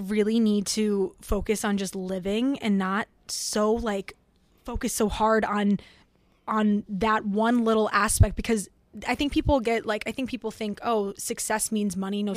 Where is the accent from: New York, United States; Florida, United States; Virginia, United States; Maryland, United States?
Florida, United States; moved away; I grew up in Florida for most of my life